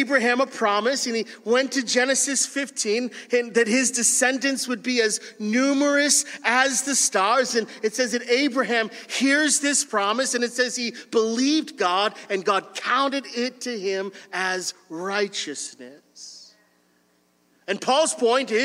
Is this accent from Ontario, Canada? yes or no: yes; Windsor, Ontario, Canada; I grew up in Windsor, and Windsor is a union city.